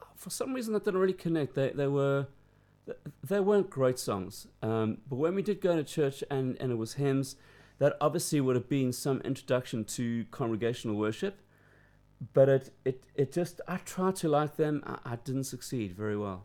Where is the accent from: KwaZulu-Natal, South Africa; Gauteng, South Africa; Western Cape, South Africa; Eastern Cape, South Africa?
KwaZulu-Natal, South Africa; Durban; now in United Kingdom; growing up in South Africa